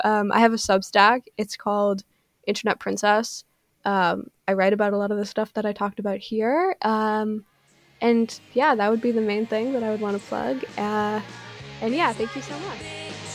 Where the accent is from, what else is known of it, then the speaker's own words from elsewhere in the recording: Canada; I'm Canadian